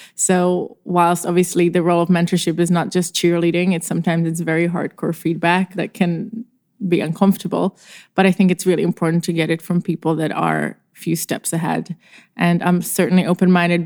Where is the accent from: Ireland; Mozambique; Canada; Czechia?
Czechia; moved away as an adult; now in Los Angeles, United States; I am actually from the Czech Republic, which is a very tiny and charming country next to Germany in Europe. And I was born there